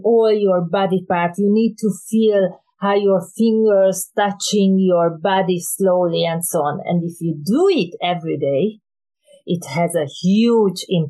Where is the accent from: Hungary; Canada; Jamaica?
Hungary; English is a second language; moved away; originally I came from Hungary